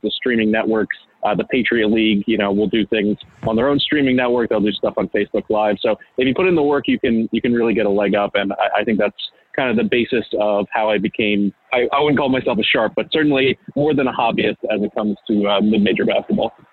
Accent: Philadelphia, Pennsylvania, United States; also born or lived in Missouri / Maryland; I grew up in Philadelphia, uh, moved out to the Philly suburbs, went to Malvern Prep

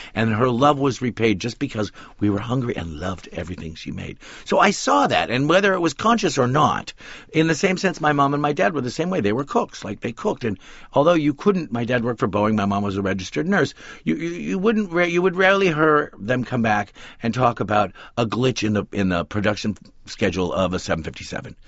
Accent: West Coast, United States; We grew up on the West Coast

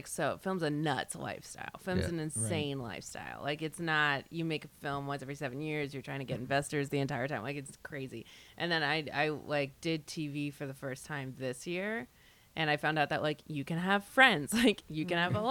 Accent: Lexington, Massachusetts, United States; moved away as an adult; also born or lived in Florida; I'm from Lexington

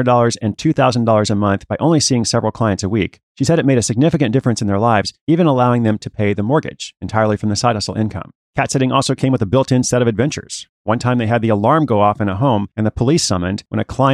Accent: Portland, Oregon, United States; my hometown of Portland, Oregon

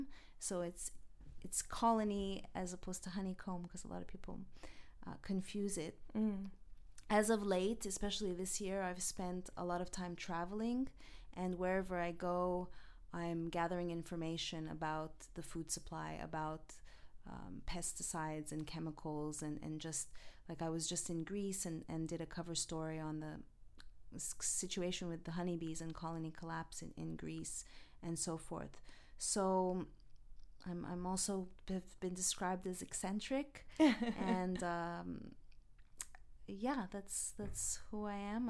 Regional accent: Montreal, Quebec, Canada; moved away as an adult; now in Los Angeles, United States; I'm originally from Montreal, Canada. So I'm from the East Coast. I've been here 15 years

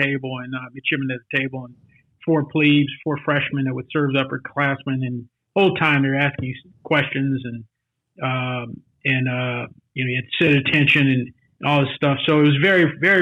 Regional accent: Los Angeles, California, United States; now in Dallas, United States; I grew up in South Central

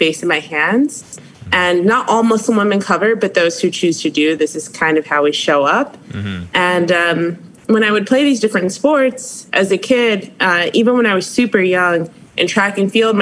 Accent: Maplewood, New Jersey, United States; moved away; I'm from Maplewood, New Jersey. It's about 30 minutes west of New York City

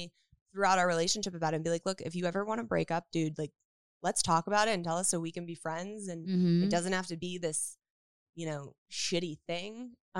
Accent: Woodland Hills, California, United States; Woodland Hills.

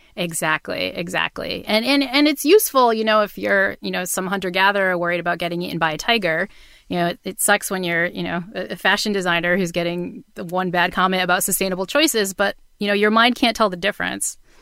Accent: New Bedford, Massachusetts, United States; I grew up in New Bedford, Massachusetts, um, which is the town in Moby Dick

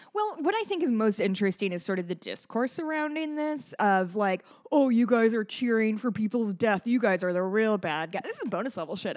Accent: Hawaii, United States; I am a Hawaiian.

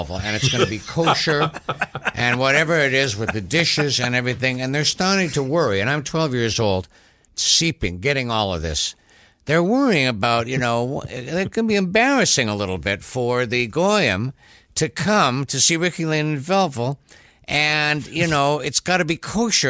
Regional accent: Thunder Bay, Ontario, Canada; moved away; my hometown, Thunder Bay, Ontario, Canada

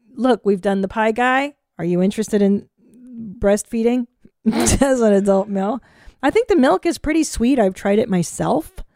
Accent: California, United States; now in Texas, United States; as a Californian

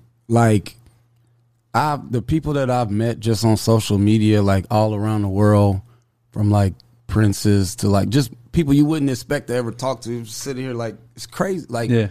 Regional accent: Atlanta, Georgia, United States; Yeah, I'm from Atlanta.

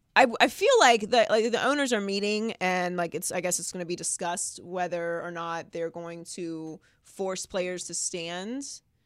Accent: Pittsburgh, Pennsylvania, United States; also born or lived in Miami; now in Los Angeles, United States; I'm from Pittsburgh

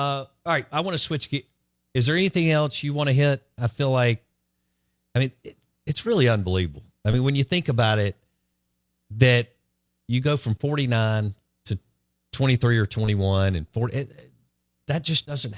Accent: Jackson, Mississippi, United States; I grew up in Belhaven.

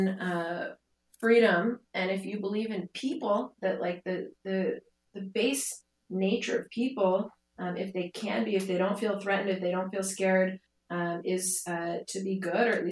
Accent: Silicon Valley, California, United States; now in Tel Aviv, Israel; I grew up in Silicon Valley, also a great place, obviously, to live and to grow up

